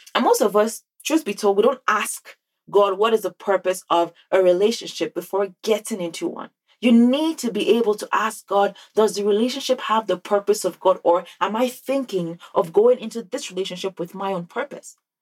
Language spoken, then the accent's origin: English; Nigeria; now in North America; growing up in Nigeria